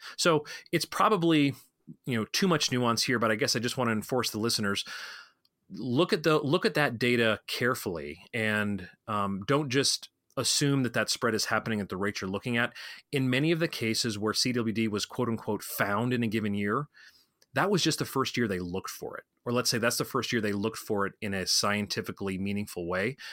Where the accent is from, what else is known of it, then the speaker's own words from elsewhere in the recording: Colorado, United States; my home state of Colorado